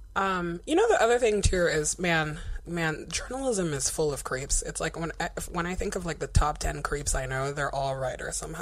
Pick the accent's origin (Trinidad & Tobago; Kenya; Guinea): Guinea; now in United States; Ebola ground zero, aka Guinea, is my home country